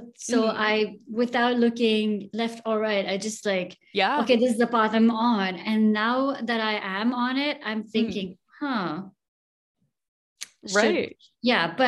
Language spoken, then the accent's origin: English; India; moved away; growing up in India